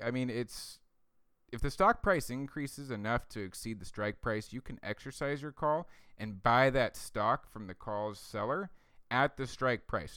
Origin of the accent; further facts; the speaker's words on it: United States; as American citizens